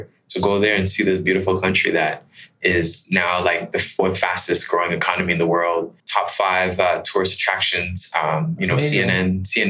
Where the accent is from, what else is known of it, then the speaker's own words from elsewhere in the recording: Accra, Greater Accra, Ghana; Yeah, I mean, I'm from Ghana. I'm from Accra.